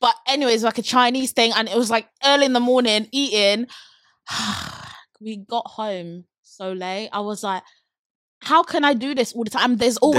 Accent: London, United Kingdom; oh, I'm from London.

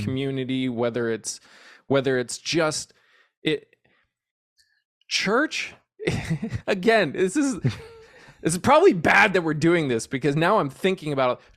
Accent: New England, United States; moved away as an adult; now in Texas, United States; I grew up in the Northeast

